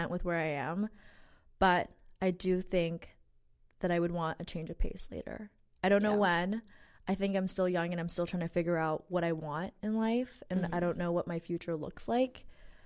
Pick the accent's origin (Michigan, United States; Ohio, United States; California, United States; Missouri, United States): California, United States; Redondo Beach; also born or lived in Clemson, South Carolina; I grew up in Redondo Beach, California, which is in the South Bay